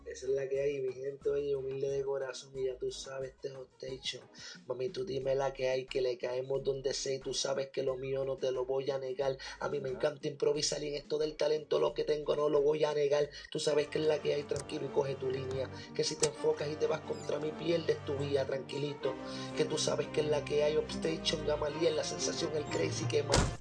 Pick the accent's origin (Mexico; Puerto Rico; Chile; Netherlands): Puerto Rico; Carolina; de donde yo vengo, el área de Carolina, Puerto Rico